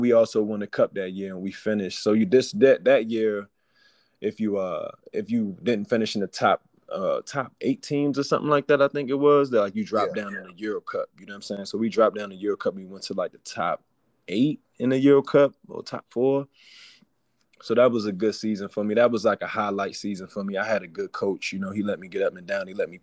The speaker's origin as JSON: {"language": "English", "town": "Baltimore", "region": "Maryland", "country": "United States", "said": "West Baltimore, that. You know, that's where I'm from"}